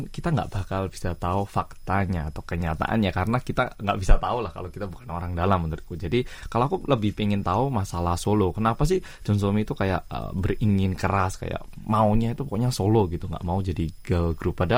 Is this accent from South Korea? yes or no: yes; South Korea; Indonesian is a second language; ciri khas aku orang Korea yang medok sih.